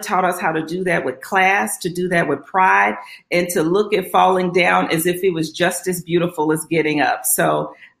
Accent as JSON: {"language": "English", "town": "Little Rock", "region": "Arkansas", "country": "United States", "tie": "born or raised there", "said": "I grew up in Little Rock, Arkansas, grew up what we would call middle class"}